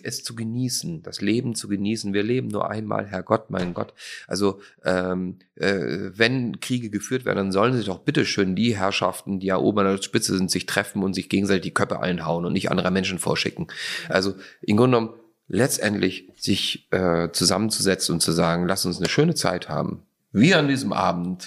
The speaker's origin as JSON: {"language": "German", "country": "Austria", "said": "ich bin ja Österreicher, aber ich komme ja auch zum kleinen Teil aus Slowenien"}